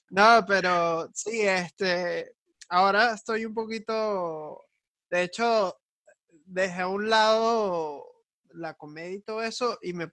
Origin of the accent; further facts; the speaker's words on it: Venezuela; que como venezolanos hemos pasado tantas vainas.